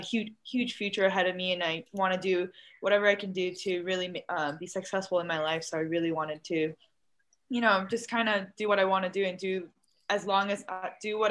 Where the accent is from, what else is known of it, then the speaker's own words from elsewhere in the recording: North Shore of Oahu, Hawaii, United States; moved away as an adult; also born or lived in Honolulu, Hawaii / Japan; I'm actually born and raised in the island of Oahu. Actually, from I was born in town. So, but I grew up on the North Shore of Oahu.